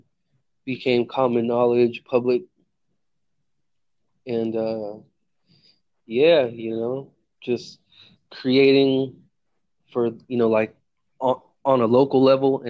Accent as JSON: {"language": "English", "region": "Northern California", "country": "United States", "said": "I'm from out here in Northern Cali."}